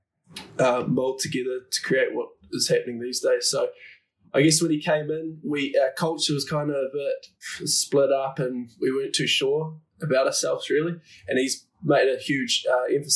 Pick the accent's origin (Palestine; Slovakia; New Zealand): New Zealand; moved away; I was growing up in the New Zealand culture